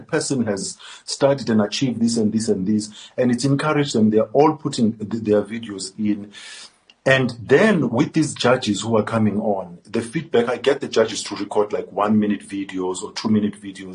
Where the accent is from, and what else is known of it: South Africa